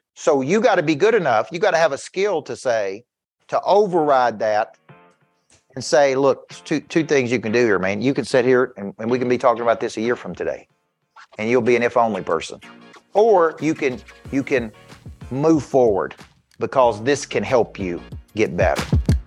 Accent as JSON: {"language": "English", "town": "Woodbury", "region": "Tennessee", "country": "United States", "said": "I'm from Woodbury"}